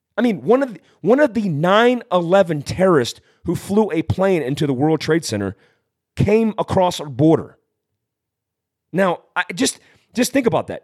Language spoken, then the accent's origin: English; California, United States; I was born in Fort Worth, California